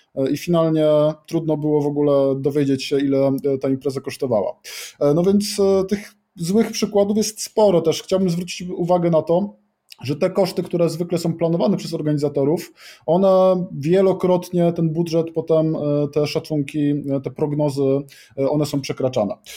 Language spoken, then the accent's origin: Polish; Kraków, Lesser Poland, Poland; jestem z Krakowa